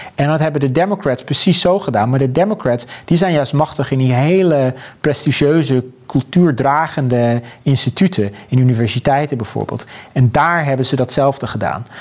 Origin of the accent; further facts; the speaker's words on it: Abcoude, Utrecht, Netherlands; in Apkoude waar ik vandaan kom